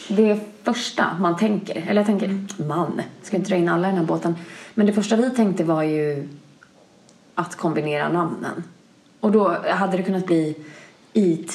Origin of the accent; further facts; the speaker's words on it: Bankeryd, Jönköping County, Sweden; also born or lived in Linköping; now in Malmö, Sweden; säger jag Jönköping, Jönköping för att folk ska mm. förstå vart jag är från Bankeryd